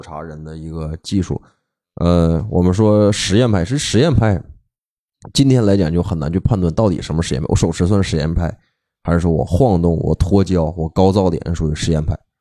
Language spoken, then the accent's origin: Chinese; Northeast China, China; also born or lived in Hong Kong; 在我们，比如说在东北